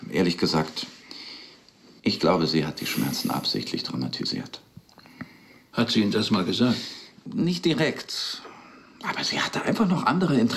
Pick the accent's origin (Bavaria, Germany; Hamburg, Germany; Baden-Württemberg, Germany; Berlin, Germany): Berlin, Germany; Also, ich bin in Berlin aufgewachsen. Sonja in der Nähe von Stuttgart. Meine Eltern stammen aus St. Petersburg, ihre aus der Ukraine. Wir sind beide als Kinder nach Deutschland gekommen